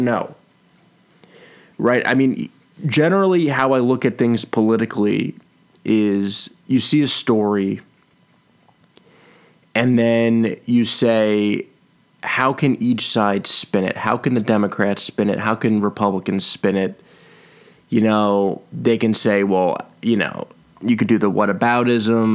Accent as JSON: {"language": "English", "region": "New York", "country": "United States", "tie": "born or raised there", "said": "New York pride here for my home state"}